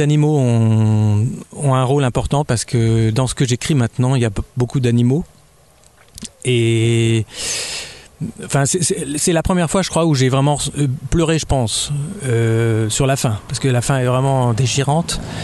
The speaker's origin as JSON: {"language": "French", "town": "Dijon", "region": "Bourgogne-Franche-Comté", "country": "France", "tie": "born or raised there", "also_born_or_lived": "Abidjan, Côte d'Ivoire / Champagne", "said": "je suis né en Côte d'Ivoire déjà, euh, c'est pas tout près de la Bourgogne. Et après, j'ai grandi en Champagne, mais je suis arrivé à Dijon à peu près, j'avais 8 ans."}